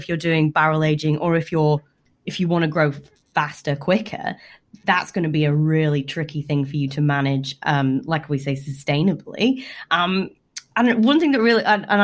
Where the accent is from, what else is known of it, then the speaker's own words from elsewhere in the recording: United Kingdom; being a Brit